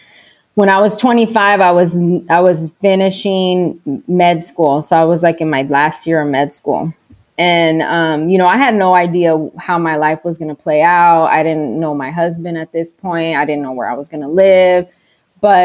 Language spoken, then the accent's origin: English; Texas, United States; moved away as an adult; now in Arizona, United States; I'm from Texas